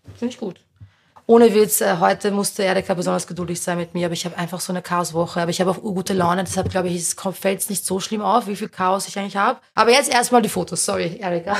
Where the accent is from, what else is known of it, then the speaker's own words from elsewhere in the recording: Berndorf, Lower Austria, Austria; der ich aufgewachsen bin, in Niederösterreich